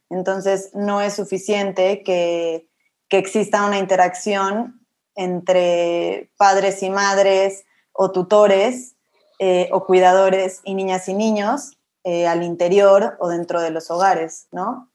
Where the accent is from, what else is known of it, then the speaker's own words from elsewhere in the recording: Mexico City, Mexico; also born or lived in Monterrey / Colombia; yo soy de la Ciudad de, México, Estudié en Monterrey y aquí en Ciudad de México y viví un tiempo en Colombia